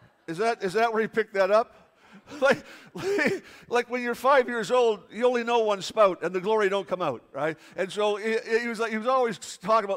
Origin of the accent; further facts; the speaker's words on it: Toronto, Ontario, Canada; I grew up in Toronto, there was no waves down there